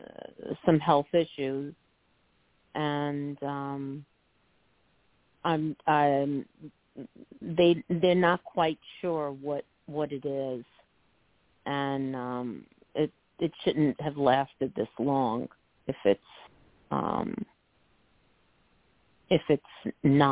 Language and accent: English; New York, United States; now in New Jersey, United States; I'm from New York. I live in New Jersey right now